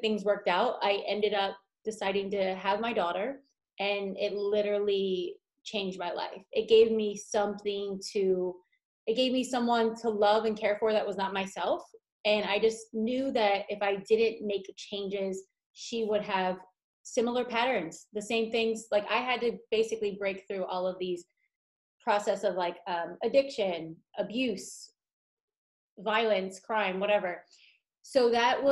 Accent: Philadelphia, Pennsylvania, United States; also born or lived in Las Vegas; now in Los Angeles, United States; Philadelphia, where I'm from

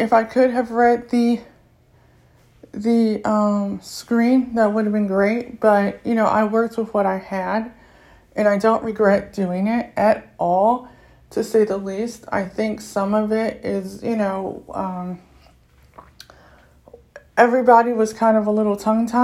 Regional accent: United States; I'm American, I'm from the U.S.

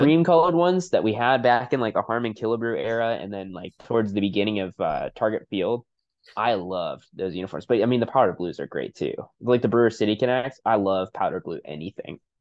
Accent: Wisconsin, United States; moved away; I'm originally from Wisconsin

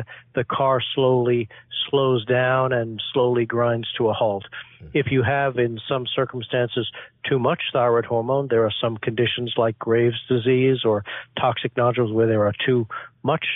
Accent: New York City, New York, United States; moved away as an adult; now in Boston, United States; I grew up in Flushing, Queens in New York

